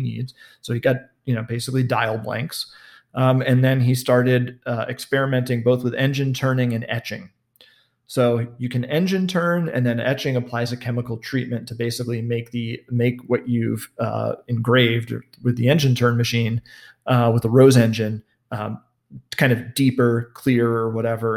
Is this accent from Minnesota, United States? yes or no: no; New York City, New York, United States; now in Los Angeles, United States; I was born and raised in Manhattan in New York City